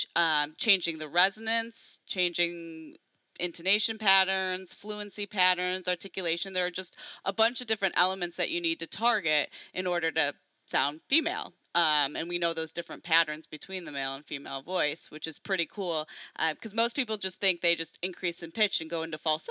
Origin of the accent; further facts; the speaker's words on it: Barrington, Illinois, United States; accent: Midwestern; Midwestern English, so I apologize for my accent because I'm from Chicago